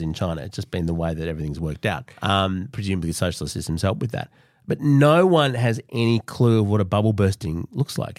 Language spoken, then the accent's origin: English; Australia; as Australians